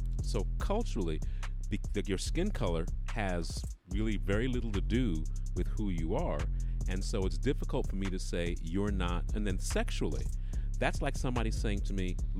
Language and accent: English; United Kingdom; I'm British